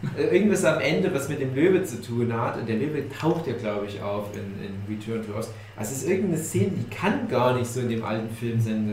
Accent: East Germany, Germany; ich ein Kind des Ostens bin

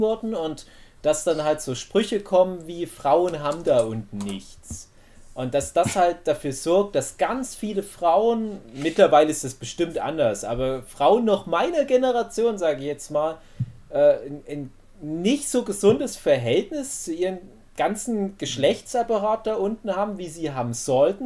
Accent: Erzgebirge, Saxony, Germany; bei uns im Erzgebirge

